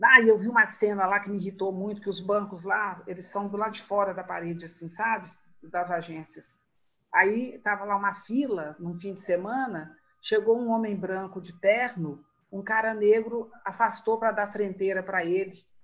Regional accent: Brazil; sou brasileira

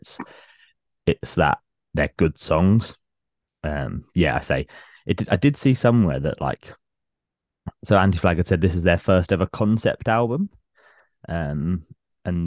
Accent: Hatfield, East of England, United Kingdom; they did a festival in my hometown when I was about 21, 22

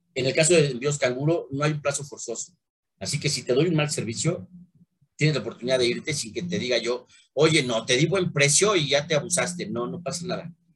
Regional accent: Mexico; soy mexicano y amo mi país

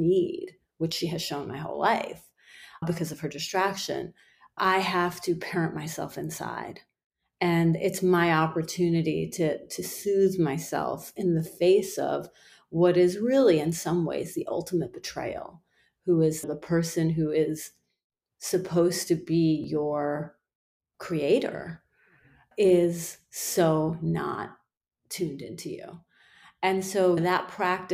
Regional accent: Iran; now in United States; In my culture, I'm from Iran, and I was born there. My children are born here, so they're, you know, more Americanized than I am

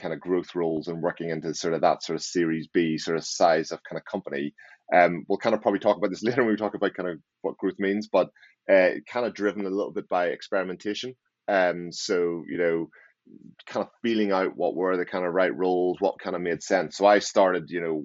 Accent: Northern Ireland, United Kingdom; now in Maidenhead, United Kingdom; So I'm originally from Northern Ireland and I live in, just outside London in Maidenhead

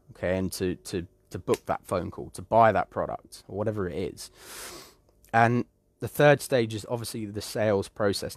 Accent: United Kingdom; I do come from the UK, and I am British

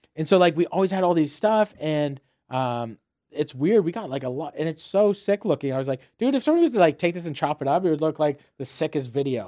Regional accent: Fort Erie, Ontario, Canada; moved away as an adult; also born or lived in Saint John, New Brunswick / Dartmouth, Nova Scotia / London, Ontario / St. Thomas, Ontario; growing up in Fort Erie

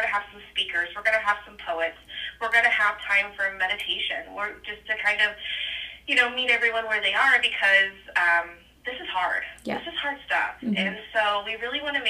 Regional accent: just outside of Decatur, Illinois, United States; I grew up just right outside of Decatur. And so I've always been around this area

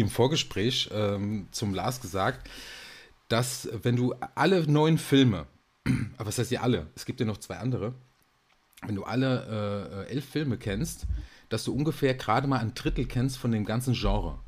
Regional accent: Aschaffenburg, Bavaria, Germany; Es ist bitterkalt in Aschaffenburg, da wo ich herkomme.

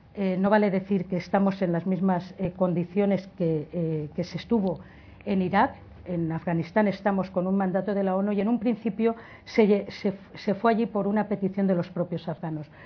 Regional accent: Valencian Community, Spain; soy valenciana

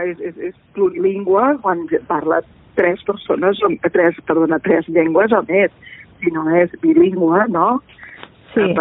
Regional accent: Catalonia, Spain; first language Catalan; doncs jo puc conèixer la meva llengua materna, que és

